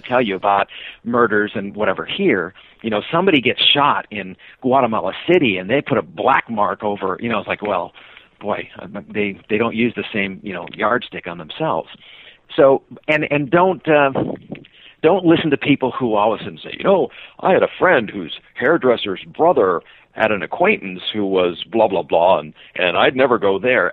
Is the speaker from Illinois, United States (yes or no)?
no; Sacramento, California, United States; moved away as an adult; now in Seattle, United States; I was born in Sacramento, California. Uh, moved up to Seattle